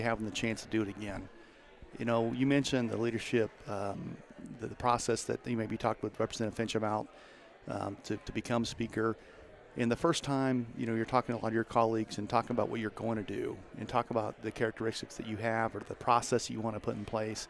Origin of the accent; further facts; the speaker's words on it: Meade, Kansas, United States; also born or lived in Olathe, Johnson County, Kansas; now in Johnson County, Kansas, United States; I'm from Southwest Kansas and grew up in Meade, Kansas